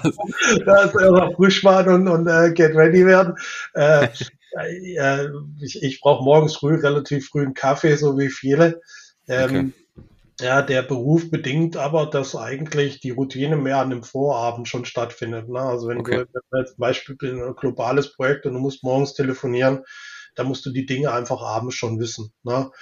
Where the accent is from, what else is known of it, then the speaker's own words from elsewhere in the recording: Weinstadt, Baden-Württemberg, Germany; ich bin in Weinstadt aufgewachsen, das ist bei Weiblingen mhm. im, im, Einzugsgebiet von Stuttgart